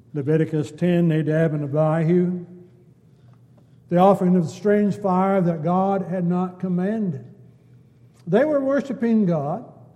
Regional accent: United States; we're American citizens

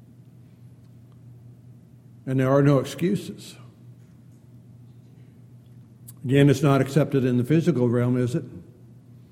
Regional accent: San Diego, California, United States; growing up in San Diego, four of my brother-in-laws were all Navy men.

